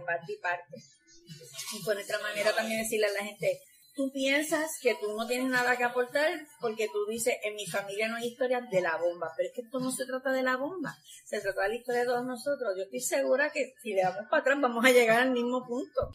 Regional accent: Guayama, Puerto Rico; Yo no soy de Arroyo, yo soy de Guayama.

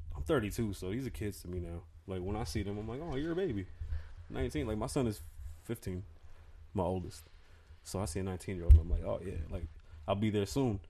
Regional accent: New York, United States; now in Las Vegas, United States; I'm from New York. I'm Puerto Rican

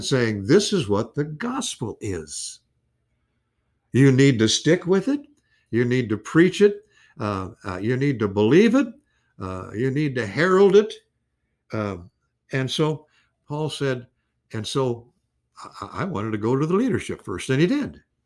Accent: West Peoria, Illinois, United States; when I was growing up in West Peoria

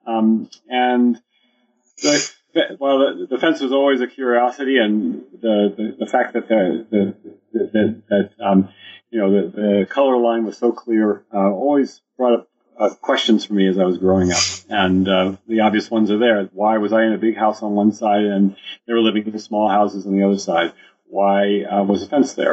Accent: United States; I grew up in the United States

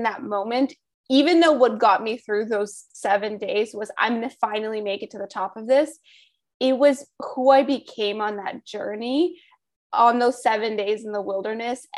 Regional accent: Los Angeles, California, United States; Growing up in Los Angeles, I didn't really experience snow until I was about 19 years old

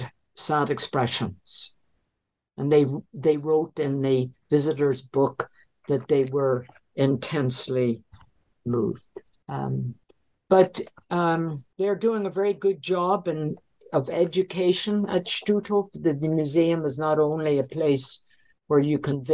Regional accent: Northern Ireland, United Kingdom; moved away; I like to go back to the home I was brought up in Northern Ireland

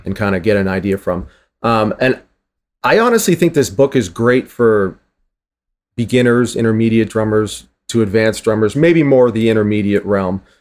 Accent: Boston, Massachusetts, United States; I'm from Boston

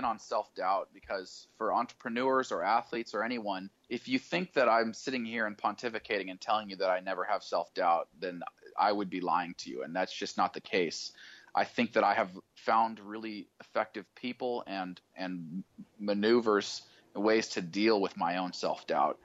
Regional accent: Idaho, United States; I grew up in Idaho

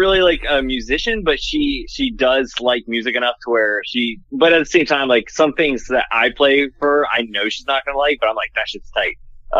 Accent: Harrisonburg, Virginia, United States; moved away; So I grew up in Virginia

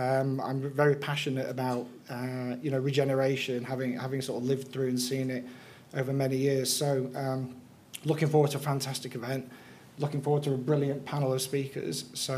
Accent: Newcastle, North East England, United Kingdom; born there; I love coming back to the northeast. I was born in Newcastle many years ago, although the accent probably doesn't give that away.

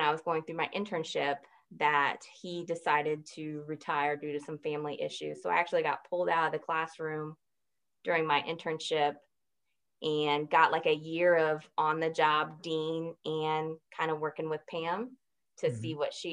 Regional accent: St. Petersburg, Florida, United States; I grew up in St. Petersburg, Florida

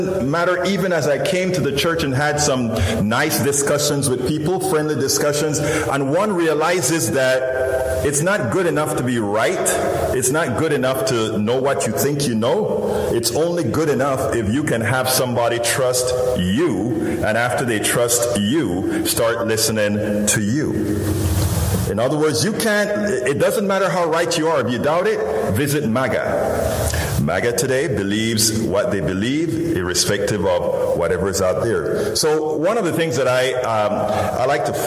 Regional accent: Panama; born or raised there; now in Houston, United States

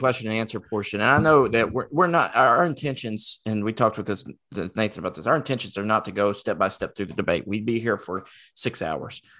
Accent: Rockwell, North Carolina, United States; born or raised there

